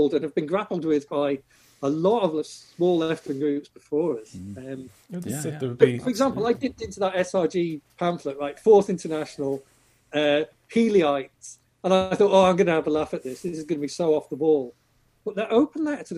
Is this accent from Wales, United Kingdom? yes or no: no; Chester, North West England, United Kingdom; now in Ireland; I grew up in Chester, and Chester was built by the Romans.